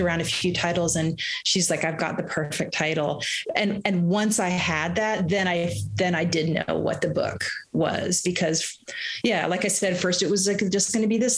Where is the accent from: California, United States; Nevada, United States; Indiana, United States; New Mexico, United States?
Indiana, United States; Bloomington; moved away; also born or lived in Boston / United Kingdom; I grew up in Bloomington, Indiana, which still has, and just an amazingly vibrant music scene.